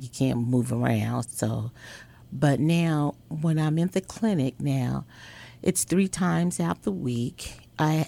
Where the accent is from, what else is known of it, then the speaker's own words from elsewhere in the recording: Chicago, Illinois, United States; I am a girl from Chicago, Illinois, on the south side of Chicago